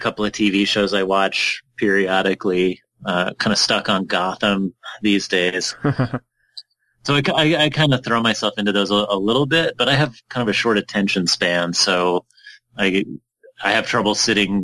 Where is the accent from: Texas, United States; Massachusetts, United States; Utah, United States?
Utah, United States; I'm from Utah